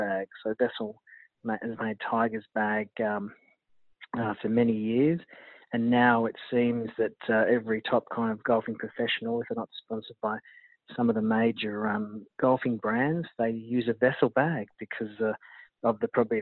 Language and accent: English; Gold Coast, Queensland, Australia; I'm from the Gold Coast